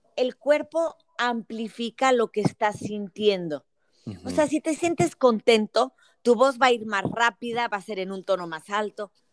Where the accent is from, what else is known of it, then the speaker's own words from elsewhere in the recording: Monterrey, Nuevo León, Mexico; moved away; also born or lived in Mexico City / Querétaro; nací en Monterrey, viví en la Ciudad de México y luego en Querétaro